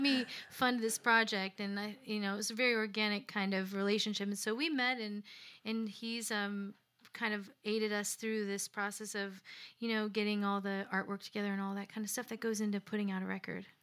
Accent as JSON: {"language": "English", "town": "Lansing", "region": "Illinois", "country": "United States", "also_born_or_lived": "Chicago, Illinois", "moved": "as an adult", "lives_now": "Nashville, United States", "said": "I'm from the south side of Chicago, a suburb called Lansing, Illinois"}